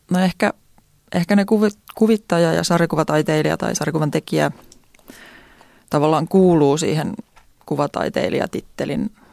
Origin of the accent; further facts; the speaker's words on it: Järvenpää, Uusimaa, Finland; now in Tampere, Finland; Mä oon Järvenpäästä kotoisin.